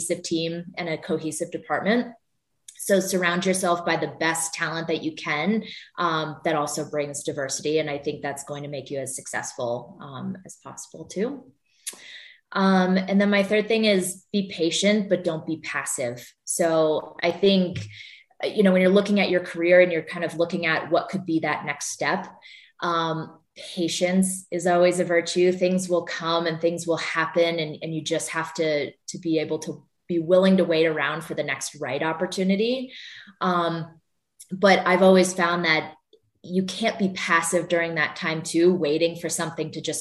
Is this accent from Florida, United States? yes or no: no; Vermont, United States; moved away; I grew up in Vermont and there are no pro sports teams there